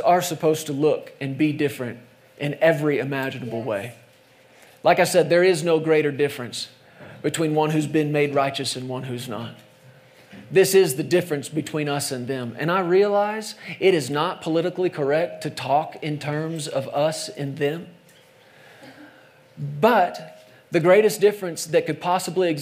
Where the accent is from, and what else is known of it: United States